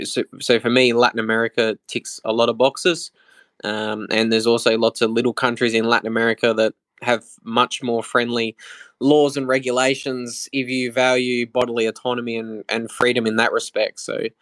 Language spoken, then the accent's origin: English; Australia; moved away as an adult; also born or lived in Mexico; As an Australian refugee, I fled earlier in 2022. I went to Mexico initially.